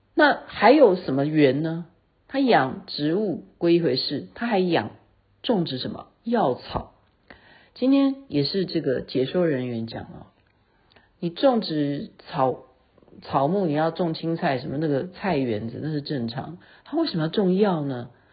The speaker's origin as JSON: {"language": "Chinese", "country": "Taiwan", "said": "这样才能强调我是台湾人"}